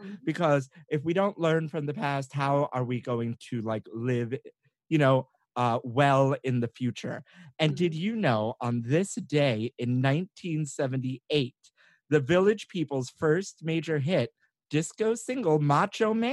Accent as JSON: {"language": "English", "country": "Puerto Rico", "said": "I'm Puerto Rican"}